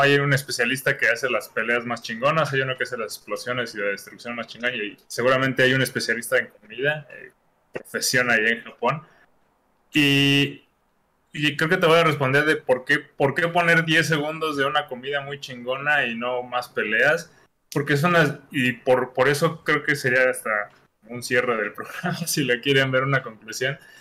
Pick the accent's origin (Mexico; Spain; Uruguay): Mexico; qué somos los mexicanos